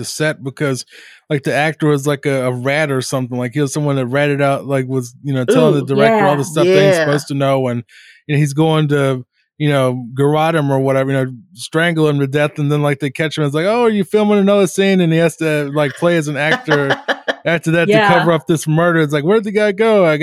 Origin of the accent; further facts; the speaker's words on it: Virginia, United States; now in Toronto, Canada; I'm from originally from Virginia, but I live in Toronto now